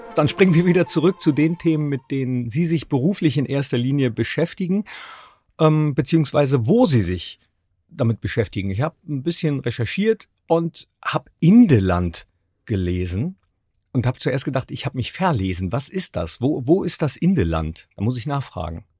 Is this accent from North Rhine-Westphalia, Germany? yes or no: yes; Mönchengladbach, North Rhine-Westphalia, Germany; moved away; also born or lived in Cologne / Munich / Berlin; ich komme ja aus Mönchengladbach